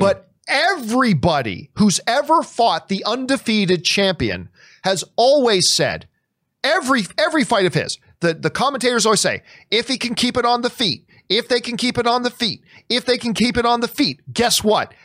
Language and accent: English; Nova Scotia, Canada; I was born in Nova Scotia